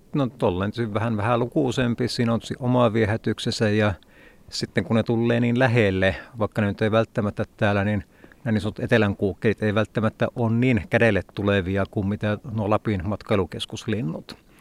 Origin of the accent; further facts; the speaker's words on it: Polvijärvi, North Karelia, Finland; kotipitäjässä Polovijärvellä